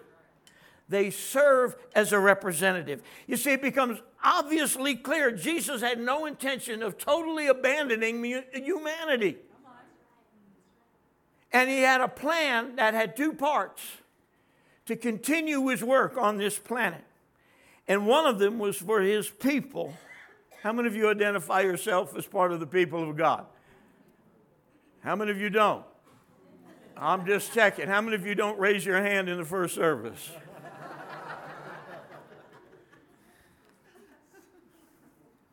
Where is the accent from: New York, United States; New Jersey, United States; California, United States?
New Jersey, United States; Trenton; now in Texas, United States; my home state, Trenton, as in New Jersey